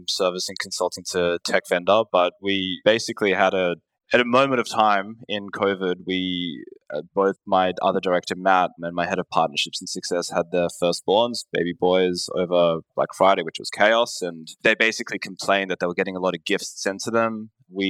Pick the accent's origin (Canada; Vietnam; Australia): Australia; accent: Australian; We're an e-commerce performance agency based in Australia, if you couldn't tell by my accent